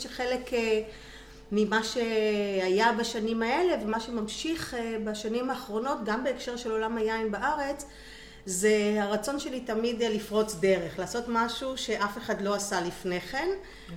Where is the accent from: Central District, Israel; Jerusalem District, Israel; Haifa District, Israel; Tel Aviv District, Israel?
Haifa District, Israel; Kiryat Yam; also born or lived in Italy; נולדתי בקריית ים, גדלתי בקריית ים